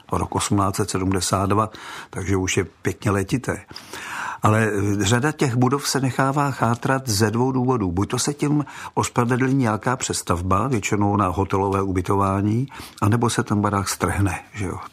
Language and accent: Czech; Czechia; also born or lived in Prague; jako každý Čech